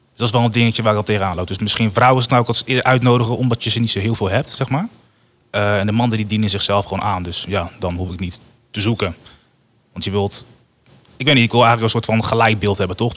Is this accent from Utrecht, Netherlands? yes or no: yes; Woerden, Utrecht, Netherlands; also born or lived in Rotterdam; ik kom dan hier uit Woerden